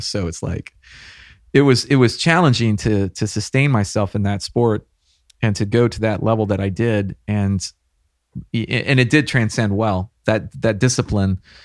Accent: the Hill Country, Central Texas, United States; I was born and raised here in Texas, not too far from here, Central Texas, the hill country

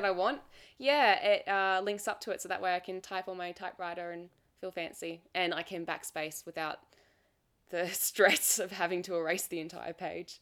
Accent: Australia; accent: Australian; I'm Australian, so obviously my accent

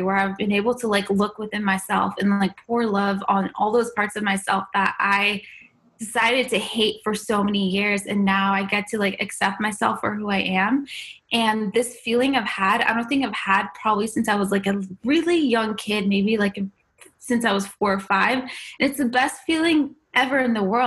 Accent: United States; born or raised there; also born or lived in Iran

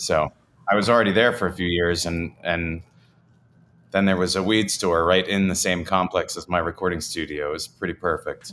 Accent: New Jersey, United States; moved away; I grew up in Jersey

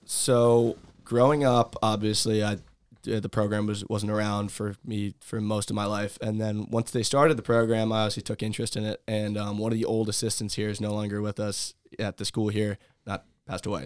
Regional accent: Monmouth County, New Jersey, United States; growing up in Monmouth County

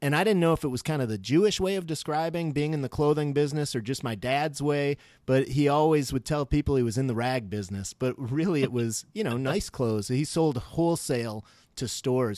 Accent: Skokie, Illinois, United States; now in Minneapolis, United States; I was born in Skokie Valley Hospital in oh Skokie, oh Illinois.

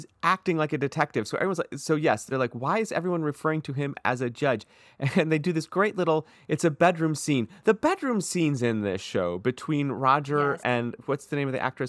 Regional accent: California, United States; It's cold and gray. We're from California.

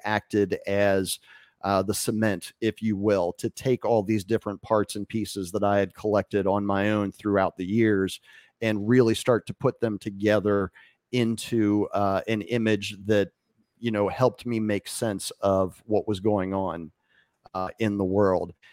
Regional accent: Winchester, Virginia, United States; moved away as an adult; now in Acapulco, Mexico; my hometown of Winchester, Virginia

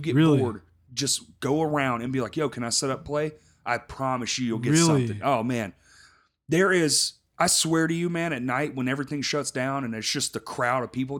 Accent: Texas, United States; And I'm from Texas

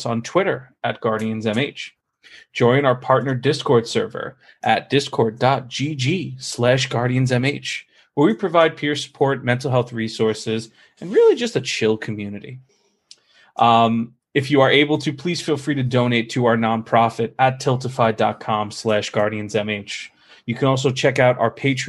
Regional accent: New York, United States; I'm from New York

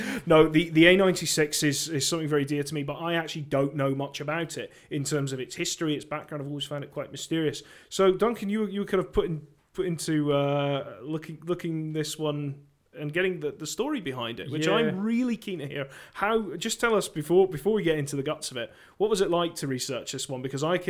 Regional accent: near Elgin, Scotland, United Kingdom; the second major trunk road that I grew up alongside.

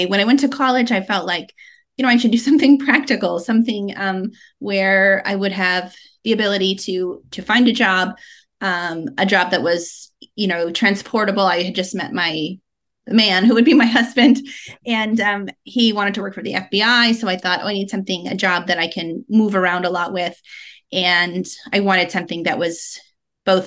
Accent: Colorado, United States; moved away as an adult; now in Las Vegas, United States; I'm originally from Colorado, and that's where I grew up.

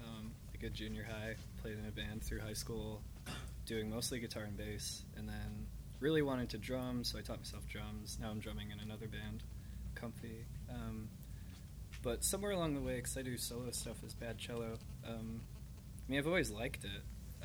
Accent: Utica, New York, United States; It because I love my hometown, but yeah. it was pretty weird.

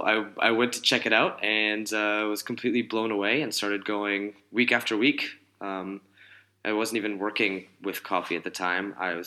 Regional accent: Washington, District of Columbia, United States; Washington, D.C.

